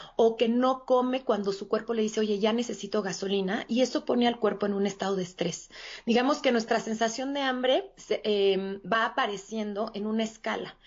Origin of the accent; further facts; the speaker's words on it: Mexico City, Mexico; yo soy de la Ciudad de México y aquí radico